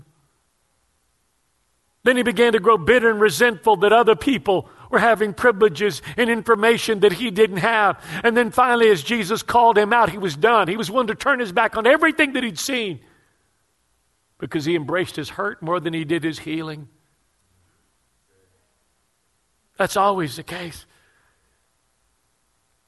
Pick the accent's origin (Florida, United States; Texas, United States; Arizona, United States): Texas, United States; Houston; I grew up poor in the Mexican ghetto of Houston